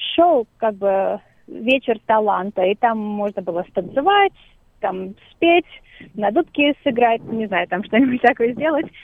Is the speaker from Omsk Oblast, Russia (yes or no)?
no; Moscow, Russia; moved away; Я выросла, да, в Москве, совсем недалеко от Новодевичьего монастыря